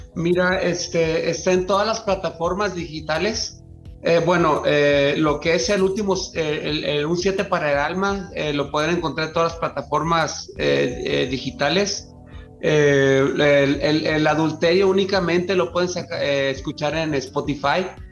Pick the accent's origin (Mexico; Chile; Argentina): Mexico; Mazatlán, Sinaloa; yo que soy de Mazatlán